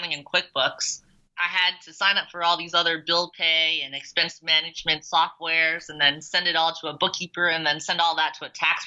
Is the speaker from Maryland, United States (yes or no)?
no; New York City, New York, United States; I grew up in New York